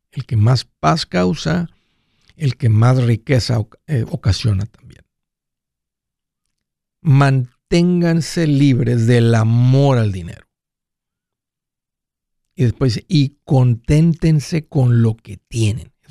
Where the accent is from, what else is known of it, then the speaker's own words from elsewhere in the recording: Guerrero, Mexico; now in United States; compramos unos terrenos allá de donde soy de Guerrero este